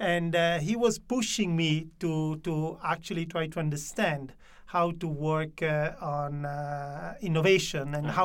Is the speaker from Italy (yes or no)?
yes; Italy; also born or lived in United States; I was born in Italy, but I actually studied in the U.S.